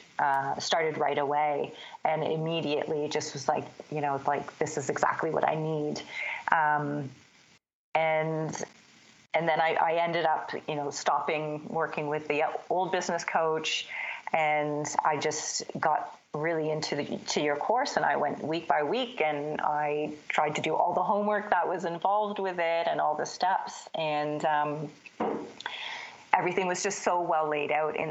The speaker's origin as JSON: {"language": "English", "country": "Canada", "also_born_or_lived": "Toronto, Canada / Bermuda / London, England / Mexico", "moved": "as an adult", "said": "I'm Canadian"}